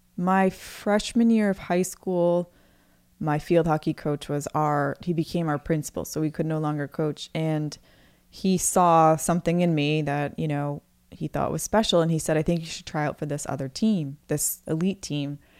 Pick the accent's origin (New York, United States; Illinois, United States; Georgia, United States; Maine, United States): Maine, United States; moved away as an adult; I moved away from Maine